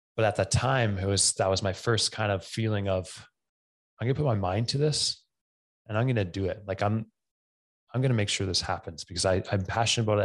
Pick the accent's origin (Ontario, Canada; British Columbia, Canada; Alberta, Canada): Alberta, Canada; Camrose; also born or lived in Edmonton; Camrose, which is my hometown I grew up